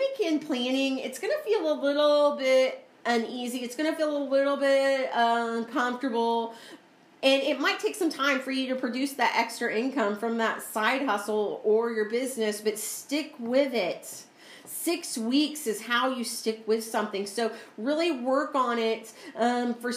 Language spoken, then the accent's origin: English; Missouri, United States; moved away; I'm from Missouri